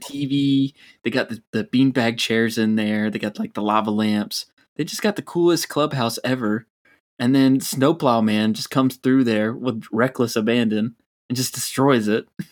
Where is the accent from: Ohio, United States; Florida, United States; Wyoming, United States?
Florida, United States; growing up in Florida